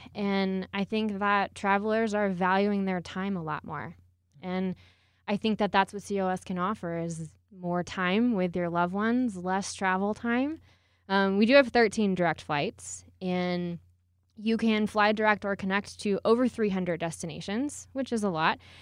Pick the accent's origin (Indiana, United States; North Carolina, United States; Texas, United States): Texas, United States; Houston; moved away as an adult; now in Colorado Springs, United States; I'm originally from Houston, Texas